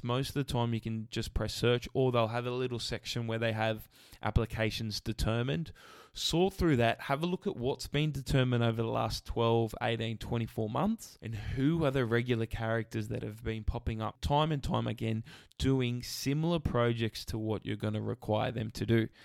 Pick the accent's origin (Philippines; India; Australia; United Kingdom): Australia; Camden, New South Wales; I grew up in Camden